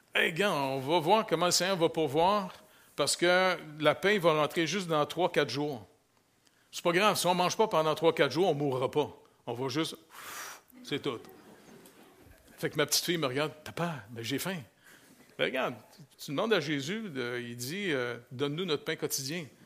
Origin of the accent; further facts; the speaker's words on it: Quebec, Canada; moved away; si je retourne chez nous au Québec, là, je retourne à ville